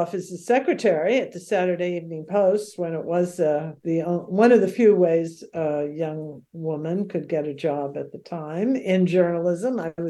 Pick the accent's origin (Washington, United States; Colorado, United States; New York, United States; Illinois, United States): New York, United States; New York City; moved away as an adult; now in Santa Barbara, United States; I'm from Queens